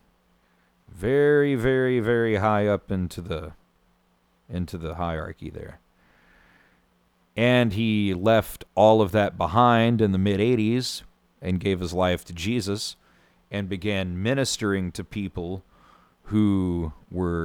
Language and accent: English; Van Buren, Missouri, United States; where I grew up in Van Buren, Missouri